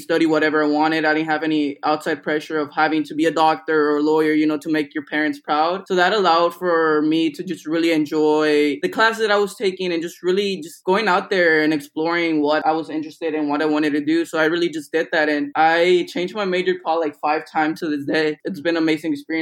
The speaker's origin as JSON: {"language": "English", "town": "Houston", "region": "Texas", "country": "United States", "tie": "born or raised there", "also_born_or_lived": "Cadereyta Jiménez, Nuevo León, Mexico", "moved": "as an adult", "lives_now": "Evanston, United States", "said": "I moved to Houston when I was around 3 years old and just been living and grew up in Houston ever since"}